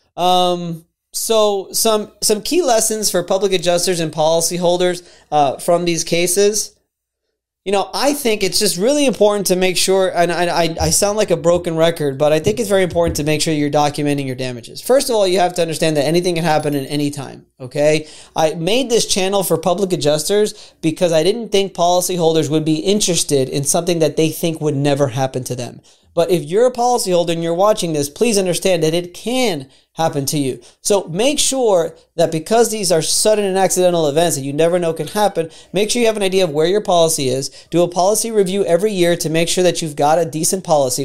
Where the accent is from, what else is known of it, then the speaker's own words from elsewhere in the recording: Florida, United States; I'm from Florida, born and raised in Florida